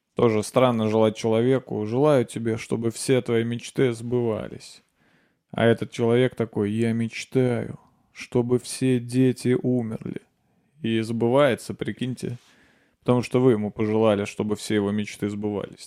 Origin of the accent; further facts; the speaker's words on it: Nizhny Novgorod, Nizhny Novgorod Oblast, Russia; moved away; я уезжаю в Нижний Новгород. Это мой родной город, я там родился